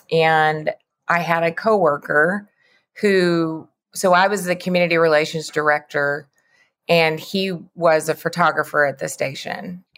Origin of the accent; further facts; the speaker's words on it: the Bible Belt, United States; I grew up in the Bible Belt, so a lot of those messages were very strong for me.